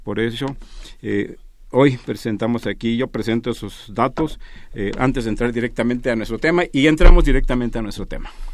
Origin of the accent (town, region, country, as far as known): Mexico